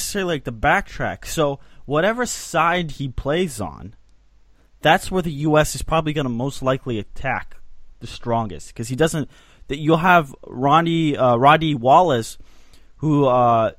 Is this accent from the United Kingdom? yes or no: no; Switzerland; my home country of Switzerland.